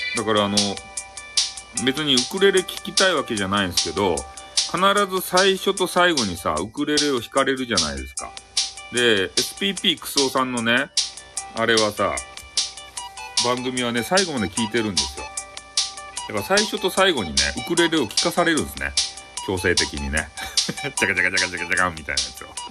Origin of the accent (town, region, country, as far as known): Fukuoka, Japan; accent: Hakata dialect